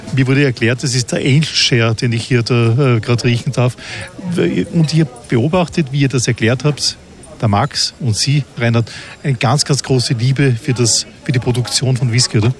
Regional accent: Austria; in Österreich, dort wo ich zu Hause bin

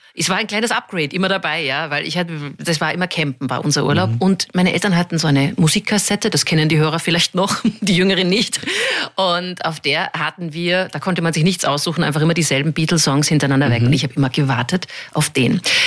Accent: Munich, Bavaria, Germany; moved away; also born or lived in Vienna; München weil es mein Heimatort ist

